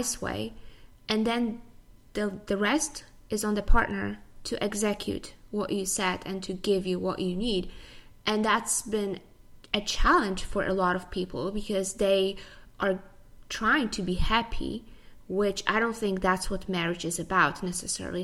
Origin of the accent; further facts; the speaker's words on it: Poland; moved away as an adult; also born or lived in United States; now in Tampa, United States; I was born in Poland. I came to the U.S. about 11 years ago.